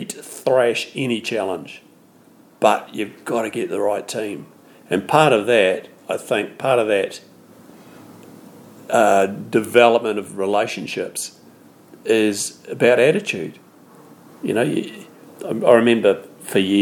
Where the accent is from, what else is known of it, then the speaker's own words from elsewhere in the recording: New Zealand; being a Kiwi